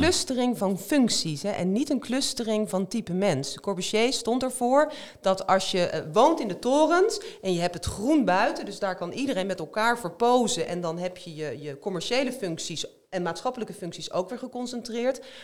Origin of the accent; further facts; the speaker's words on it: Rotterdam, South Holland, Netherlands; ik kom uit Rotterdam